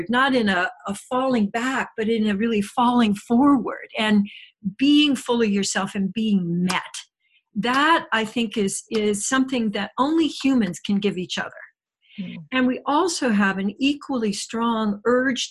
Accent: Midwest, United States; moved away; I did a lot of my growing up in the Midwest

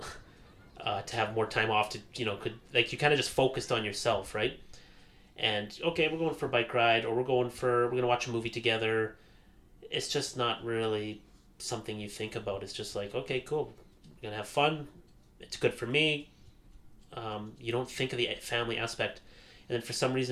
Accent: Calgary, Alberta, Canada; moved away as an adult; also born or lived in Airdrie; now in Edmonton, Canada; I was born in Edmonton, me and my sister. Lived here for 4 years. Moved to Calgary, grew up there.

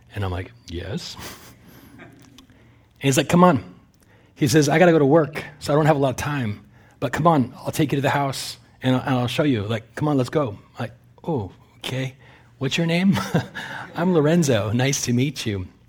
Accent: Canada; also born or lived in California; now in United States; I'm a Canadian citizen, although I'm in the middle of applying for Amer-, American citizenship

